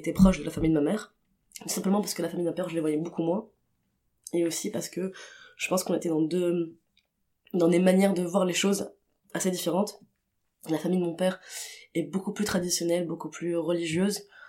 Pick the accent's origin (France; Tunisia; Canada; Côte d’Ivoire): Tunisia; Tunis, Tunis Governorate; j'ai grandi à j'ai grandi à Tunis